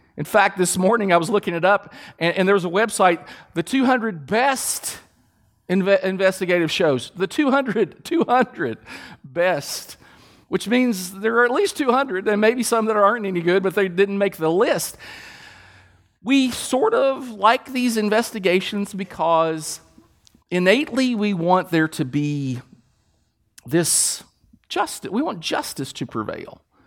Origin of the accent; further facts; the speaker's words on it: Kentucky, United States; We're from Kentucky.